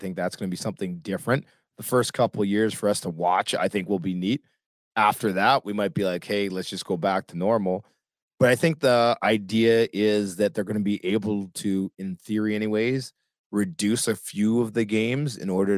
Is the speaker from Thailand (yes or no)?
no; Canada; accent: Canadian; make it from my Canadian accent